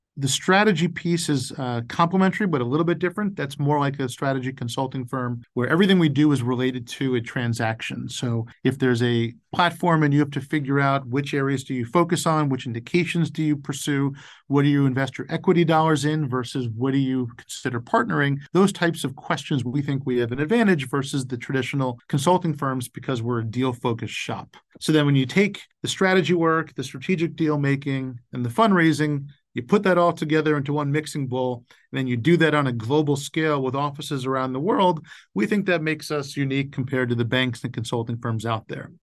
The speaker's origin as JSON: {"language": "English", "town": "Boca Raton", "region": "Florida", "country": "United States", "tie": "born or raised there", "also_born_or_lived": "North Carolina / Northeast US", "moved": "as an adult", "said": "I grew up retired in Boca Raton, Florida"}